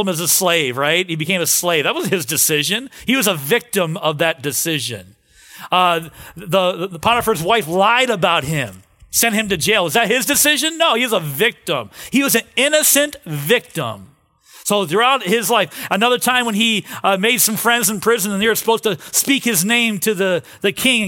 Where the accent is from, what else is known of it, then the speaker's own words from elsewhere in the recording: Cleveland, Ohio, United States; moved away; I grew up in Cleveland